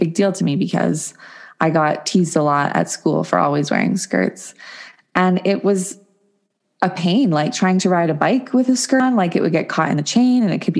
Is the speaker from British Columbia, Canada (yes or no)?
yes; Williams Lake, British Columbia, Canada; In Williams Lake, BC, Canada.